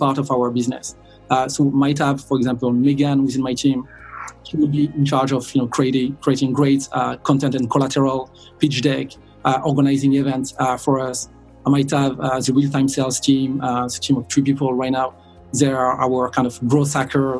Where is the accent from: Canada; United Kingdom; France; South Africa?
France; south of France; moved away as an adult; now in Dublin, Ireland; I'm originally from France. I grew up in the south of France where I did all my education. And I moved to Dublin in 2003